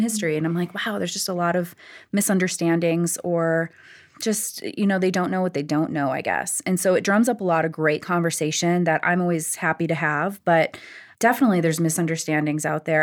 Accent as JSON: {"language": "English", "region": "North Dakota", "country": "United States", "tie": "born or raised there", "moved": "yes", "lives_now": "Denver, United States", "said": "I grew up in North Dakota, and I was very much present on the reservation."}